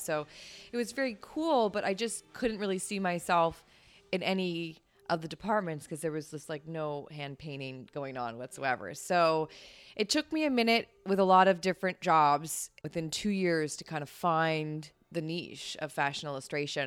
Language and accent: English; Ontario, Canada; moved away as an adult; now in New York, United States; I'm from Canada